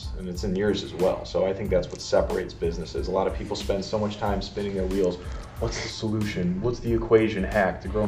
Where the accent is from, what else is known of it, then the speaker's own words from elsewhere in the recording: Chicago, Illinois, United States; I'm from Chicago